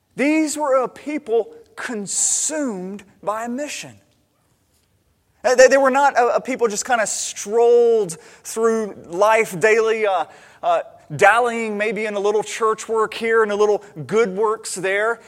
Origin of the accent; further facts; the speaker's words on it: United States; as an American